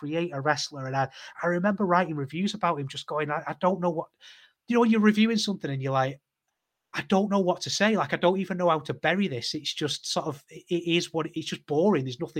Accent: United Kingdom; as a British wrestling fan

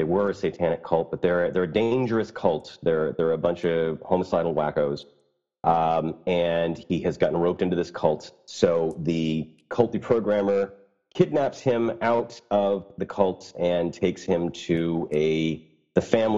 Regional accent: United States; I'm American, but it's French Canadian

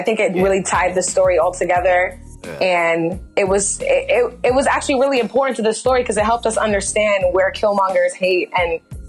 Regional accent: New York City, New York, United States; now in Los Angeles, United States; As someone who's living in LA right now, disclaimer, I'm actually from Brooklyn, New York

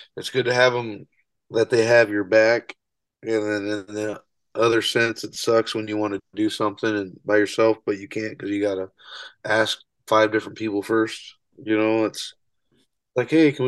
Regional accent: North Webster, Indiana, United States; also born or lived in La Porte, Indiana; I'm from North Webster. It's in between Fort Wayne and here

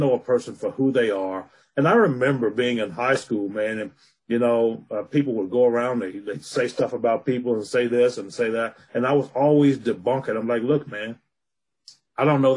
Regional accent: Alabama, United States; now in Colorado, United States; I was born and raised in Alabama, but I live in Colorado now

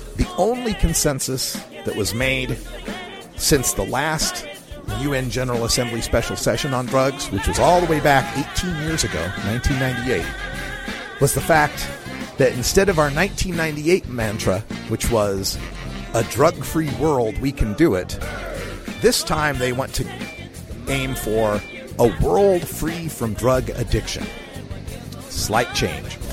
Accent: Oregon, United States; I'm from the United States, uh, Western United States, Oregon

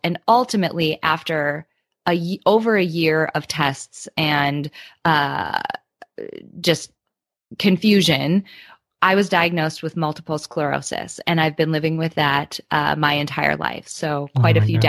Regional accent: Midwest, United States; I grew up in the Midwest in the United States

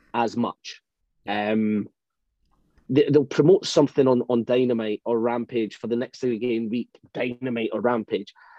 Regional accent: United Kingdom; I'm British

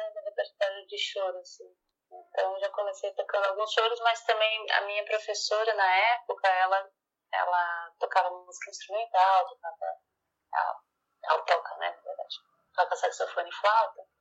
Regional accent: Florianópolis, Santa Catarina, Brazil; now in São Paulo, Brazil; Então, eu sou de Florianópolis, né?

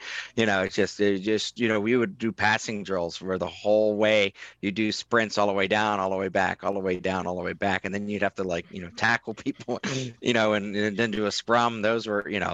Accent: Western Pennsylvania, United States; now in Phoenix, United States; I grew up in Western Pennsylvania

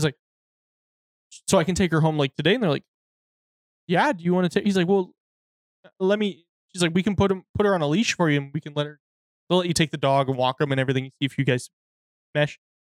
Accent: United Kingdom; because I'm a social masochist because I'm British.

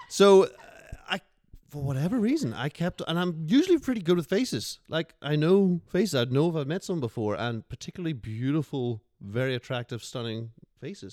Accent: Northern Ireland, United Kingdom; accent: Northern Irish; It's Northern Irish, it can be a bit more harsh.

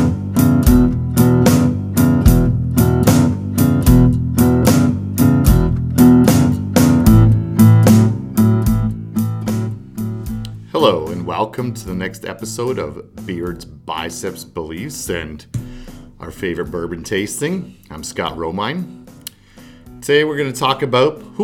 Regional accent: Canada; moved away; also born or lived in United States; I am Canadian and I'm an American citizen as well. So, but at the time I was in Canada

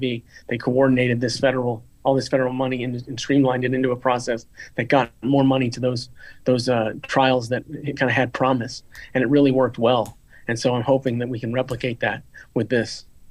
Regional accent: Florida, United States; I, I come from Florida

